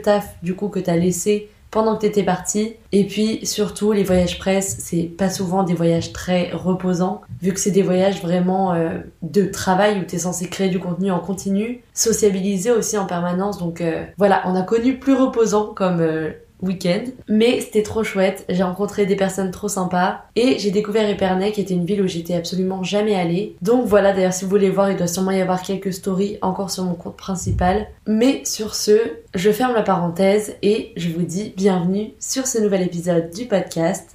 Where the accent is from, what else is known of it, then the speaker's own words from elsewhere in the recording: France; dans notre culture en tant que Français